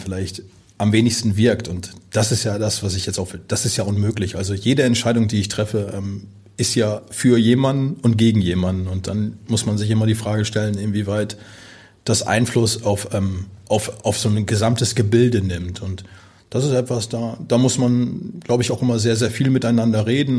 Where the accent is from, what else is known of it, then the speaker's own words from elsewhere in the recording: Osnabrück, Lower Saxony, Germany; moved away as an adult; also born or lived in Georgsmarienhütte / Lübeck / Aalen; now in Hamburg, Germany; Osnabrück ist meine Heimat. Aber mein Zuhause ist Hamburg